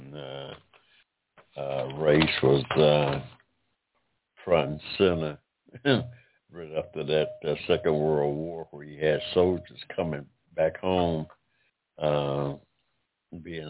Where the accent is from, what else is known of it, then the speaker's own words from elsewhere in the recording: United States; I'm American of African descent, and I say our democracy because my family has been here in this country some six generations dating back to 1784